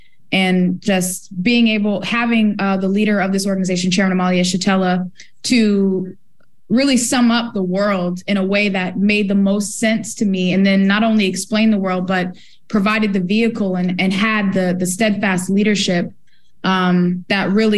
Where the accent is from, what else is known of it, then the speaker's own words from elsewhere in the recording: St. Petersburg, Florida, United States; I was born and raised in St. Petersburg, Florida, right here in the U.S.